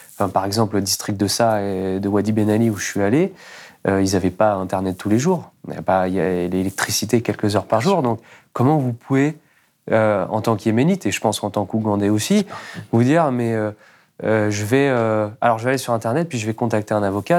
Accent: France; nous, en tant que Français, en tant que citoyens

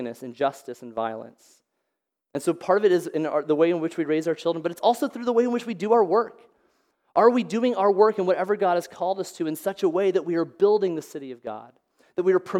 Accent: Olathe, Kansas, United States; I grew up in Olathe. I'm from here.

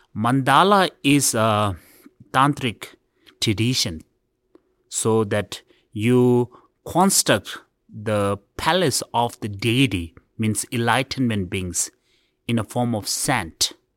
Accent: India; I was born in India

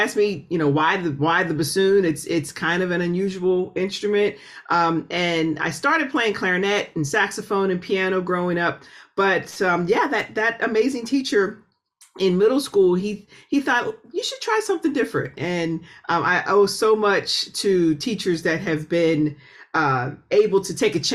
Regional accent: Pittsburgh, Pennsylvania, United States; moved away as an adult; also born or lived in Oberlin, Ohio / New York; I'm originally from Pittsburgh, which is an incredibly musical city

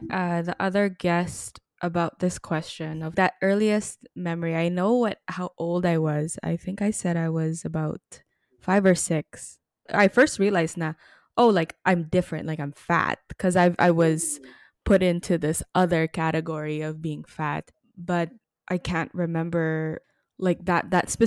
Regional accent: Philippines; To get to say that I'm Filipino is a gift. So thank you for that reminder. Our generation gets a little too sour but being Filipino is is wonderful.

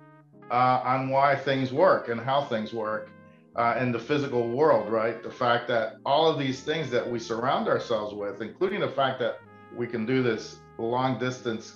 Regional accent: South Florida, United States; the house that I grew up in South Florida

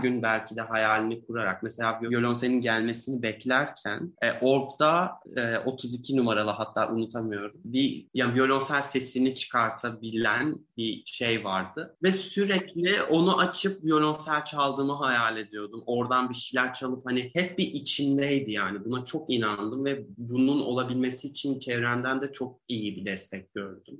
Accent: Istanbul, Turkey; now in Berlin, Germany; ben Balat'ta büyüdüm

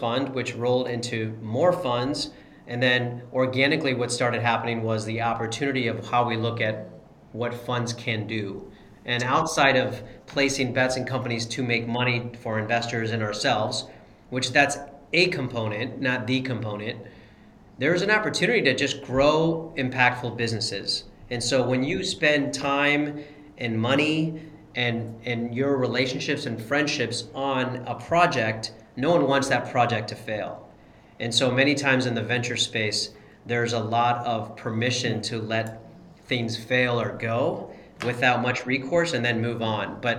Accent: Columbus, Ohio, United States; also born or lived in Cincinnati / Chicago; I grew up in Columbus

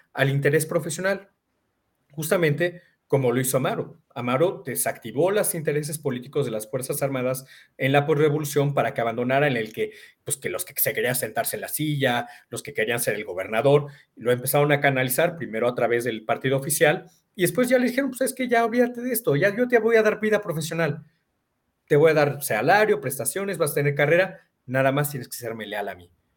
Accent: Mexico; somos vecinos de Estados Unidos

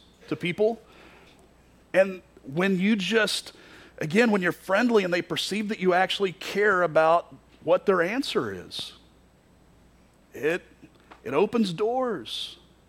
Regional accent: Kentucky, United States; moved away as an adult; also born or lived in Florida; now in Iowa, United States; I grew up in Kentucky. I didn't grow up in Florida

